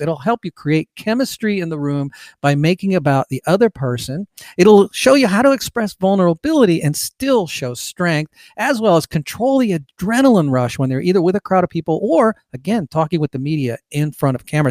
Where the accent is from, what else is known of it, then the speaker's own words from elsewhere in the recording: California, United States; moved away as an adult; also born or lived in Bay Area, California; now in Georgia, United States; I'm from California originally, was born there, lived there for a large part of my life